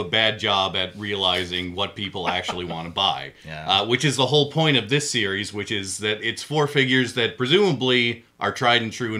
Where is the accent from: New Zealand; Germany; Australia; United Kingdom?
United Kingdom; England; I'm English.